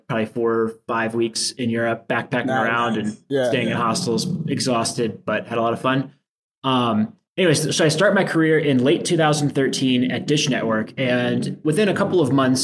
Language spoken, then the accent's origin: English; D.C., Maryland, United States; I grew up in a suburb between Baltimore and Washington, D.C.